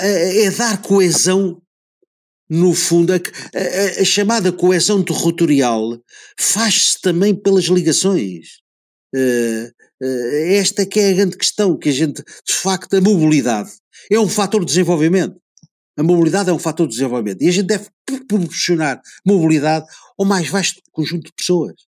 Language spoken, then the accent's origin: Portuguese; Portugal; eu sou português